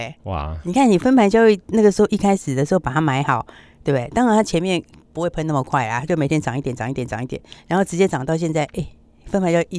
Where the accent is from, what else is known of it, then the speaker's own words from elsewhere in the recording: Taiwan; 相信我们台湾是这样啊。